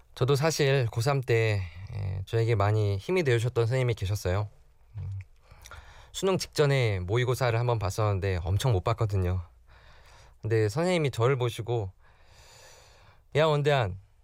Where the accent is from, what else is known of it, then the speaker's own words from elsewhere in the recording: South Korea; 제가 한국 사람을 대표해서